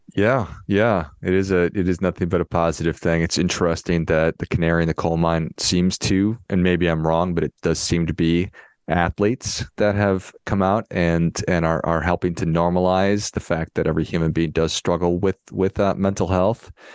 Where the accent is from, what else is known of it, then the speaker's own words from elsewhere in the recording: Duluth, Minnesota, United States; I grew up in Duluth, Minnesota